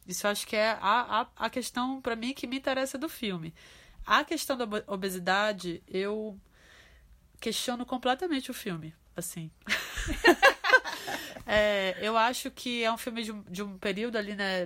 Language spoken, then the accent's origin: Portuguese; Pará, Brazil; a gente no Pará né, na minha terra tem a, a maniçoba